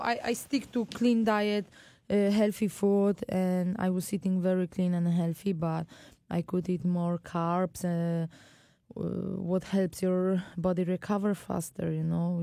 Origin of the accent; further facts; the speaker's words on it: Poland; moved away; back home to Poland